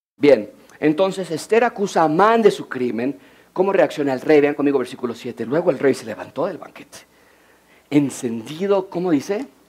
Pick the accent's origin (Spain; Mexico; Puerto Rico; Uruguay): Mexico; como decimos en México